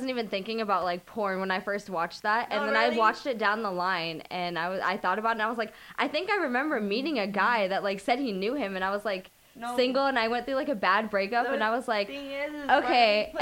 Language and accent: English; Tampa, Florida, United States; I grew up in Tampa.